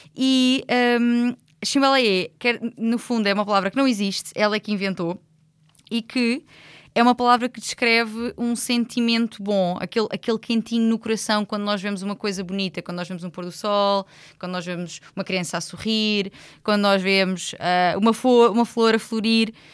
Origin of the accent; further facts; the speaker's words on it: Loulé, Algarve, Portugal; eu sou de Lolé